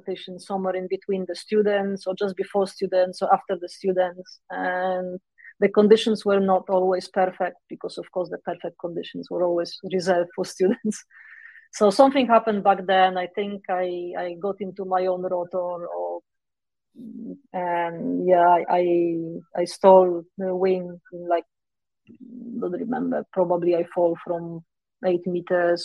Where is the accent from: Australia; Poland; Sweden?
Poland; moved away as an adult; also born or lived in Warsaw, Poland; I moved away from Poland in 2010 or something like